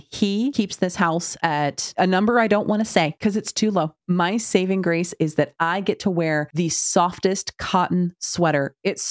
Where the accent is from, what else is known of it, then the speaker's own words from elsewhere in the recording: United States; I'm an American